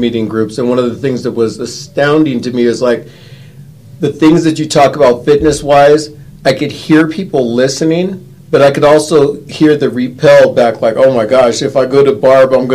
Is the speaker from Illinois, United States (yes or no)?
no; California, United States; now in Colorado Springs, United States; I'm from California